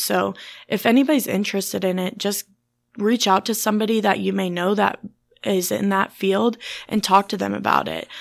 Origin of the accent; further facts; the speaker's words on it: Germantown, Illinois, United States; I grew up in Clinton County in Germantown, so around it my whole life.